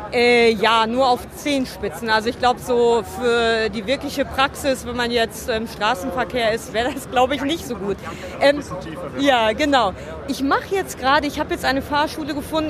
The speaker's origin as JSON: {"language": "German", "town": "Dortmund", "region": "North Rhine-Westphalia", "country": "Germany", "tie": "born or raised there", "said": "in meiner Heimatstadt, in der Westfalenhalle"}